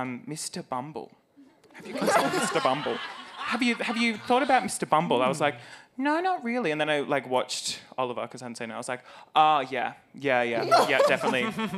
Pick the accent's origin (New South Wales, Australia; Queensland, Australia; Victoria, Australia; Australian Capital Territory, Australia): Victoria, Australia; Warragul; moved away; Warragul, my hometown.